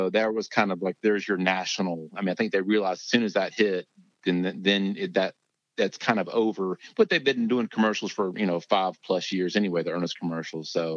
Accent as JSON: {"language": "English", "town": "Lexington", "region": "Kentucky", "country": "United States", "tie": "born or raised there", "said": "I grew up in Lexington, Kentucky"}